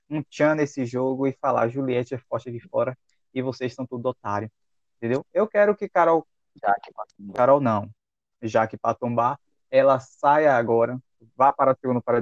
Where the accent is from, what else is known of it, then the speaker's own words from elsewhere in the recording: Salvador, Bahia, Brazil; Eu, como soteropolitano, quero pedir desculpas, viu, galera? Eu sou de Salvador, da Bahia